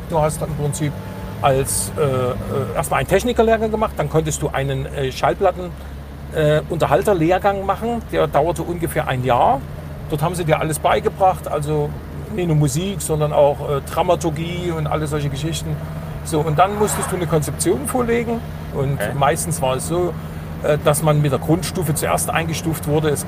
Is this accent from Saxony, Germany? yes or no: yes; Dresden, Saxony, Germany; Ich bin ja 1966 geboren und aufgewachsen in Pieschen, einem Arbeiterviertel, in so einer alten Mietskaserne und mit Außenklo.